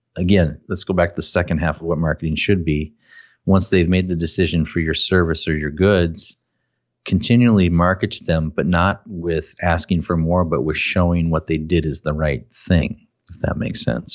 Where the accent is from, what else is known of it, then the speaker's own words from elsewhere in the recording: Minnesota, United States; I'm from Minnesota and people pick on me because of my accent